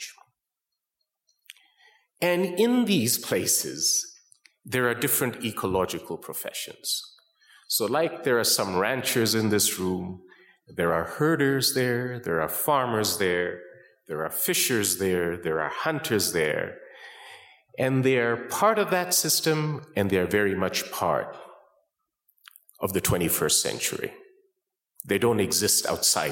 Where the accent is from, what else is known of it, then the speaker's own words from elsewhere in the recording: Calgary, Alberta, Canada; moved away as an adult; now in United States; I grew up in a little town, which is now a very big town, called Calgary, Alberta